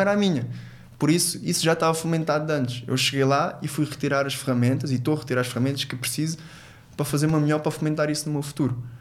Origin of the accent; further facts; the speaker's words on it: Angola; also born or lived in Portugal; now in Faro, Portugal; sou, sou angolano e, e, também é uma das minhas pátrias, eu tenho dupla nacionalidade e eu cresci muitos anos na minha infância lá